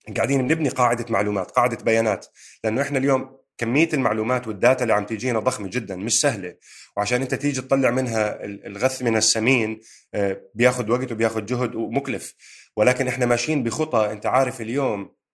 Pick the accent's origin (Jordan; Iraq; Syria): Jordan; moved away as an adult; now in United Kingdom; انا وياك اجينا من الاردن على بريطانيا